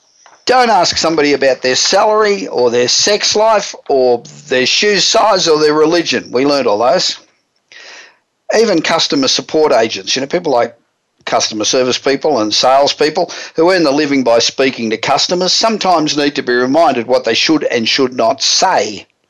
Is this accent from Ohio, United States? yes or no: no; Los Angeles, California, United States; today we're broadcasting from my hometown of Los Angeles.